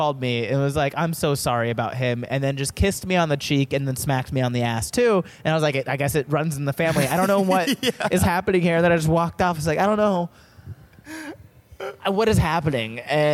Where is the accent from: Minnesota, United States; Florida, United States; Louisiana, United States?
Florida, United States; Daytona Beach; moved away as an adult; also born or lived in Orange County, Florida; now in Southern California, United States; I grew up in Daytona Beach, Florida